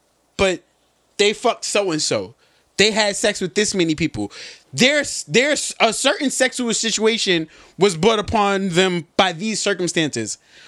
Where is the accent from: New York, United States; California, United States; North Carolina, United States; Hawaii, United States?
New York, United States; New York City; I'm from Brooklyn, too.